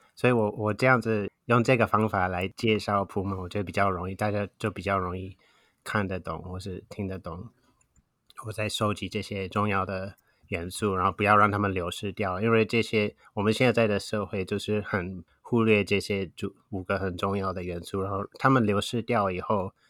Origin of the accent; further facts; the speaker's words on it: Wisconsin, United States; Chinese is a second language; moved away as an adult; now in Taiwan; 在美国的威斯康星州长大，然后从二十岁到现在大概三十年在台湾